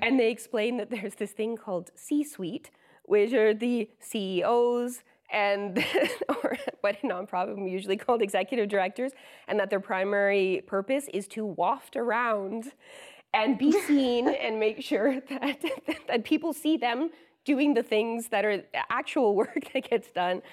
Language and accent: English; London, Ontario, Canada; London is my hometown, uh, and I grew up as the oldest of five siblings